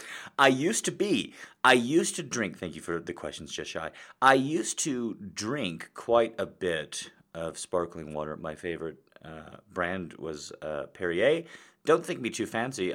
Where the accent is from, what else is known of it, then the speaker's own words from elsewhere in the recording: United States; when you're an American